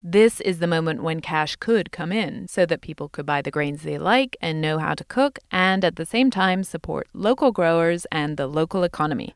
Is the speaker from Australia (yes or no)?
no; England, United Kingdom; now in United States; in my home country of England